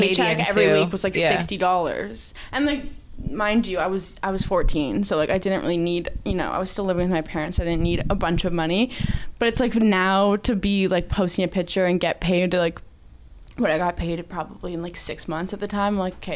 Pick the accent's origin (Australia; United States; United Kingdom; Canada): Canada; Mississauga, Ontario; moved away; I'm from Mississauga